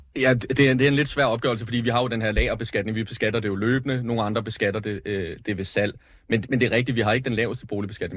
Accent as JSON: {"language": "Danish", "town": "Lyngby", "region": "Capital Region of Denmark", "country": "Denmark", "said": "hvor jeg kommer fra øh, Lyngby"}